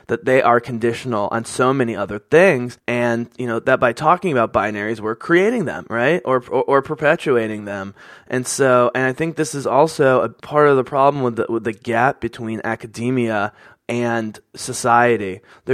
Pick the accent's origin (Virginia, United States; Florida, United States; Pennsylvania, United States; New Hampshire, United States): Pennsylvania, United States; Philadelphia; growing up on the East Coast in suburban Philadelphia, as a white person